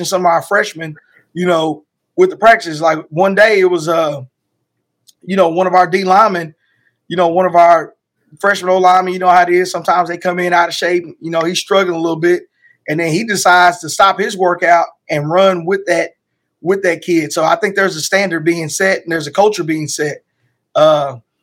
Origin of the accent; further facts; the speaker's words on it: Lancaster, Texas, United States; me growing up in Lancaster, Texas